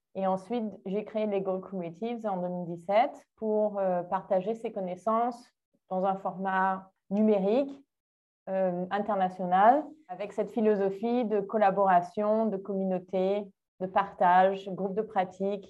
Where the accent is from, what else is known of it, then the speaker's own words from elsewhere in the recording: Menton, Provence-Alpes-Côte d'Azur, France; moved away as an adult; also born or lived in Nice / England / South Africa / Montreal; now in Brazil; je suis née en France à la, à la base. Je suis née dans le sud.